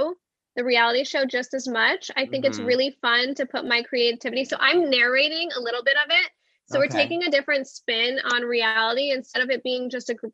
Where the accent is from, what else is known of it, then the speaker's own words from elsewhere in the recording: Albany, New York, United States; now in Los Angeles, United States; I'm from Albany, New York